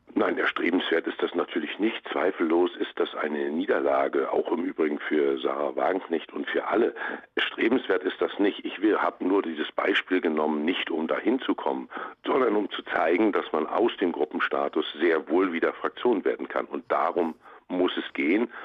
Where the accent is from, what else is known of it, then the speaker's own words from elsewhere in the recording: Mecklenburg-Vorpommern, Germany; in meinem Heimatland Mecklenburg-Vorpommern